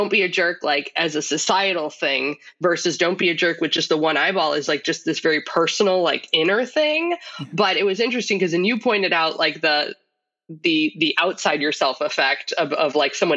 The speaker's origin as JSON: {"language": "English", "town": "Chicago", "region": "Illinois", "country": "United States", "said": "we're from Chicago"}